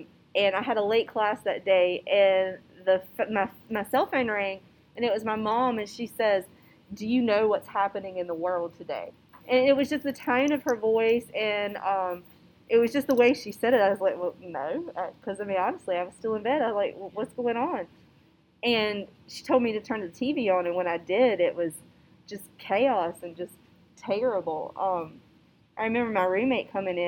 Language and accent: English; Kenly, North Carolina, United States; I'm from Kenley, which is in Johnson County